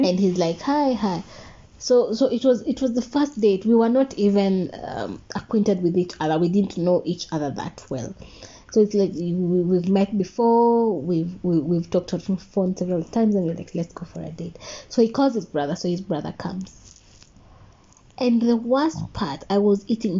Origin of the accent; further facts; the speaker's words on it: Nakuru, Nakuru County, Kenya; I was in Nakuru. Mm-hmm. Uh, mm. that's my hometown